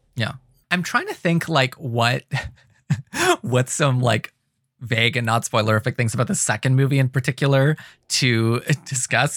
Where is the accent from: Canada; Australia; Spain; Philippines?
Canada; Ontario; we're always branding ourselves as Canadian, Ontario